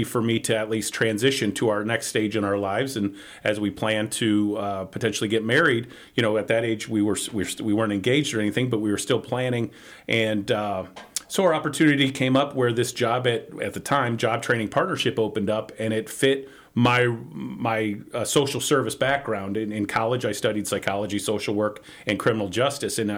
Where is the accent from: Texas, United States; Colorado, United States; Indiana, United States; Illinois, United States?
Illinois, United States; Elgin; So I grew up in Elgin, Illinois. It's about 40 minutes northwest of downtown Chicago